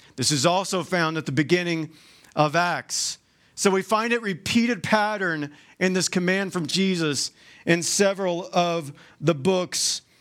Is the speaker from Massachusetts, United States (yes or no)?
no; Georgia, United States; moved away as an adult; now in Utah, United States; I'm, I'm from Georgia. You'll probably hear that in, in my accent